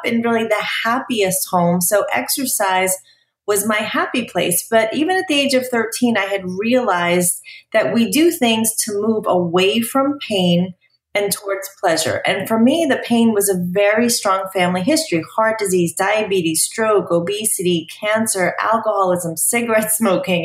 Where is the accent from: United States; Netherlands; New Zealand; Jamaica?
United States; New York; moved away as an adult; also born or lived in New Jersey; now in Dallas, United States; I grew up in New York